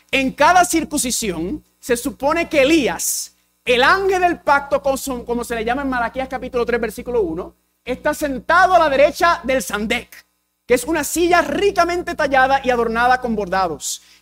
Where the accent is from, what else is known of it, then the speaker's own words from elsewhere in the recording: Puerto Rico; first language English; Spanish is a second language; soy puertorriqueño y dominicano. Y el inglés es mi primer idioma, así que hablo un español pateado.